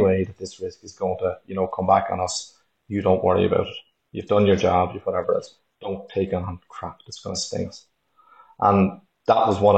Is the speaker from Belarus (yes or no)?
no; Dublin, Leinster, Ireland; moved away as an adult; now in Omagh, United Kingdom; originally I'm from Dublin and I moved up to Omagh about 12 years ago in County Tyrone